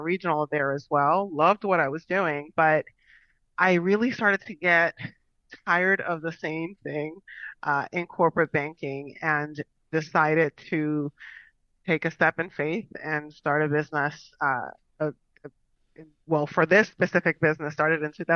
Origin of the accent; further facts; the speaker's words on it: Long Island, New York, United States; moved away as an adult; now in Florida, United States; I am originally from New York. Went to school in New York as well. I'm a Long Island girl, so I spent the majority of my years out there